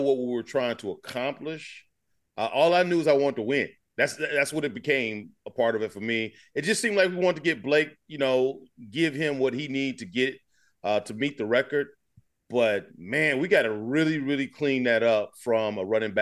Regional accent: Alabama, United States; moved away as an adult; also born or lived in Michigan; I'm right here in Alabama, born and raised. I came from Alabama. To Michigan

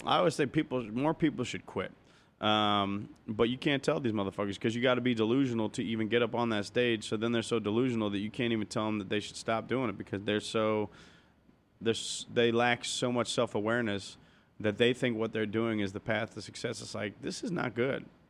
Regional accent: Cincinnati, Ohio, United States; moved away as an adult; also born or lived in Arizona; now in Los Angeles, United States; I grew up in Cincinnati

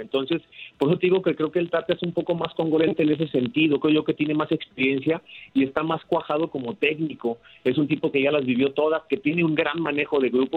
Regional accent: Mexico; me siento mexicano

